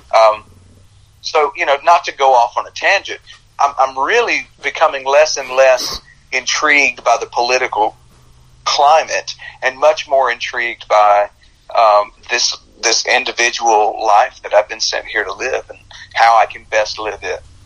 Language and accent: English; United States; I was born in America